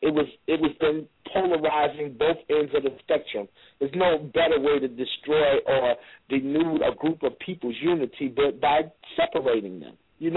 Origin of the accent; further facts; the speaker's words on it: New York City, New York, United States; also born or lived in Chicago; now in Los Angeles, United States; I'm born in Chicago. I was raised in Brooklyn, and I made L.A. my home.